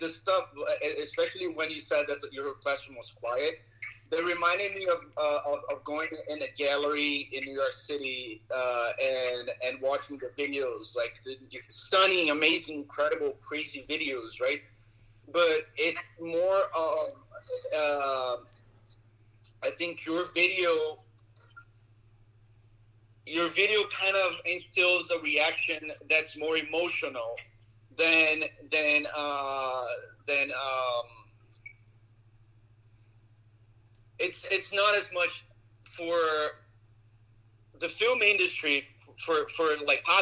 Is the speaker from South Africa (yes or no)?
no; Brazil; English is a second language; now in United States; I'm from Brazil.